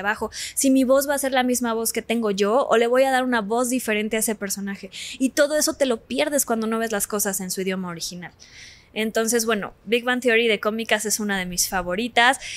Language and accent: Spanish; Cancún, Quintana Roo, Mexico; Soy muy, soy de Cancún